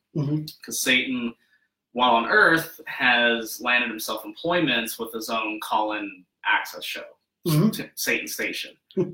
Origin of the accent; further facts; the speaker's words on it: Rock Springs, Wyoming, United States; moved away as an adult; now in Denver, United States; I grew up in Wyoming, actually.